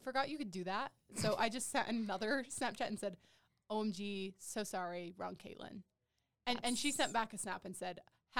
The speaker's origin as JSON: {"language": "English", "area": "an hour south of Moab", "region": "southeastern Utah", "country": "United States", "tie": "born or raised there", "moved": "yes", "said": "I'm not originally from there, but I've lived there since I was 12."}